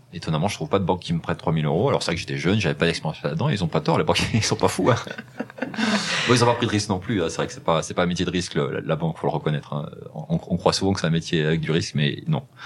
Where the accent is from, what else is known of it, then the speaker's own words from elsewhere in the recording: Rive-de-Gier, Auvergne-Rhône-Alpes, France; also born or lived in Saint-Chamond / Le Puy-en-Velay; je suis né dans la Loire, euh, dans une ville qui s'appelle Rive de Gier, euh, dans la vallée du Gier, où j'ai grandi dans, dans, dans, dans ce coin-là